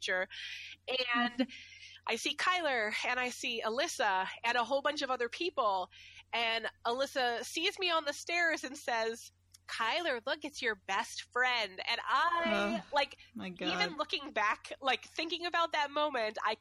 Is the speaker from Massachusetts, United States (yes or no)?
yes; Ware, Massachusetts, United States; also born or lived in New Braintree, Massachusetts; I moved from Ware to New Braintree